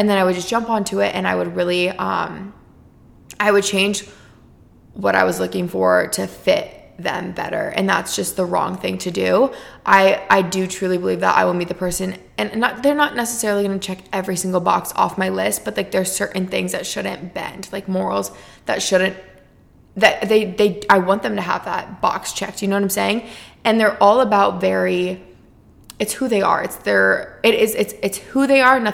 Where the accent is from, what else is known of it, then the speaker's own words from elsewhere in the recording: Iowa, United States; moved away as an adult; now in Arizona, United States; from my hometown